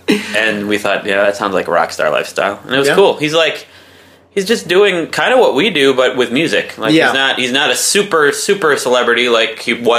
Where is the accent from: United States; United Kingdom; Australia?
United States; Chicago, Illinois; I'm from Chicago.